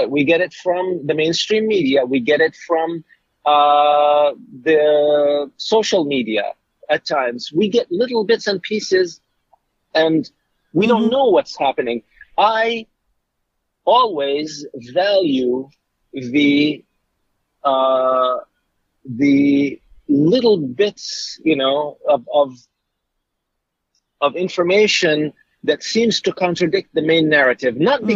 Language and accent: English; Jordan; now in United States; I was born in Jordan